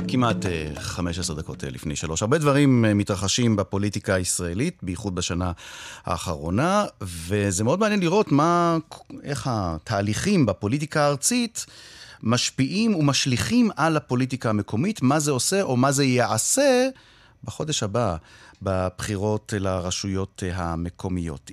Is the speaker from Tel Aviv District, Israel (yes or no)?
no; Haifa, Haifa District, Israel; אני חיפאי